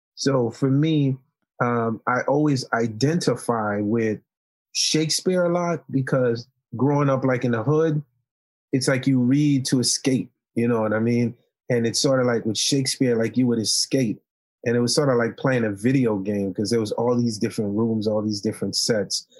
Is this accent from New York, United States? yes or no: yes; New York City, New York, United States; English is a second language; also born or lived in Haiti; I came from Haiti when I was ten years old, and I grew up in Marlboro Projects in Coney Island